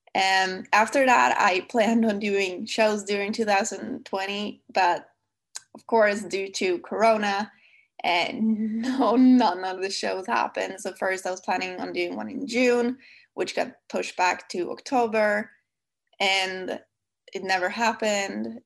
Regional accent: Sweden; accent: Swedish; English is a second language; my lovely Swedish accent

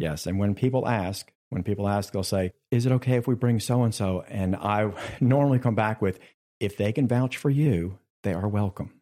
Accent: Richlands, North Carolina, United States; I grew up in Richlands, right down the street

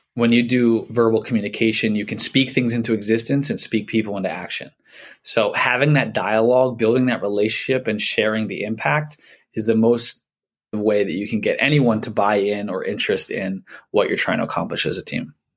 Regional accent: Philadelphia, Pennsylvania, United States; I'm from Philly

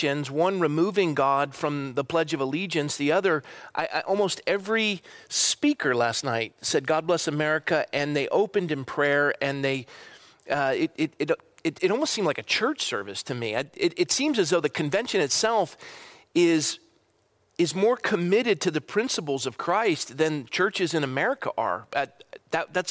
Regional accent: Coronado, California, United States; Childhood friend, we grew up together in my hometown in Coronado

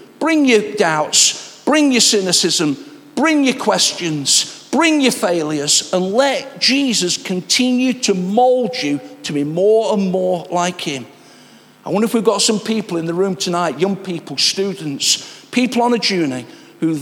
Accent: Nottingham, East Midlands, United Kingdom; I'm a Nottingham lad

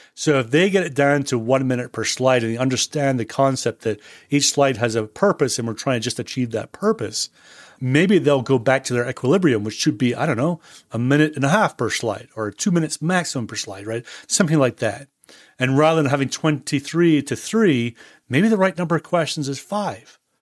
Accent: Scotland, United Kingdom; moved away; I was born and bred in Scotland

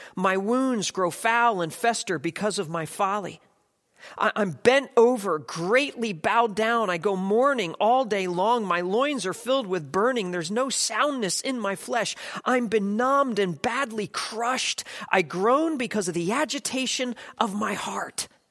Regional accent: United States; I'm an American

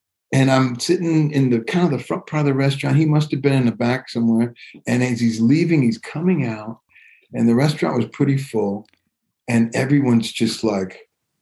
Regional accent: Detroit, Michigan, United States; I grew up in Detroit

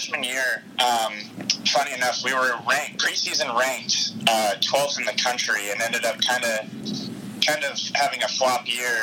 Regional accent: Southern California, United States; moved away as an adult; also born or lived in Seattle, Washington; I'm from Southern California

